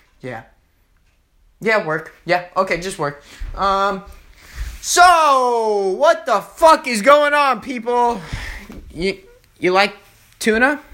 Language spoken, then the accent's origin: English; Hicksville, New York, United States; I'm here in Long Island, New York. I'm from Hicksville